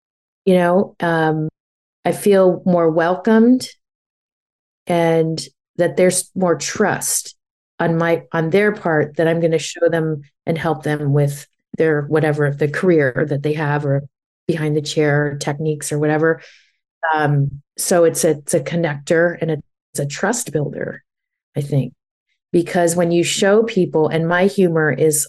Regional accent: New York, United States; now in Napa, United States; I never thought I'd leave New York because it was part of my identity of I live in New York. I'm a New Yorker, you know?

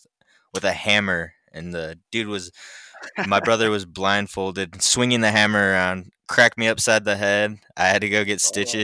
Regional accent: Jerome, Idaho, United States; also born or lived in Salt Lake City, United States; I'm from I was born in Salt Lake. Okay. But I was raised, I hate to say this, but I was raised in Jerome.

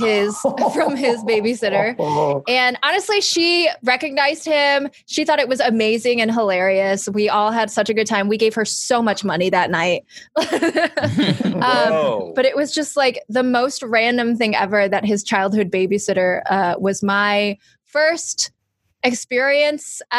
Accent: Detroit, Michigan, United States; moved away; I grew up in Michigan. I grew up in the Detroit area, to be specific, which is very close to the Canadian border

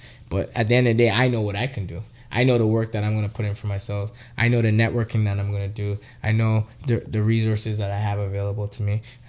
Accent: Trinidad & Tobago; now in Canada; I was a country boy. I'm not going to lie. I was born in Trinidad.

